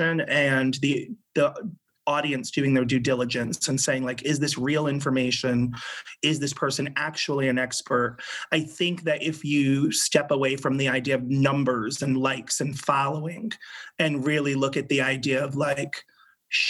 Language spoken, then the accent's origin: English; Rhode Island, United States; moved away; I grew up in Rhode Island, which is the smallest of the 50 states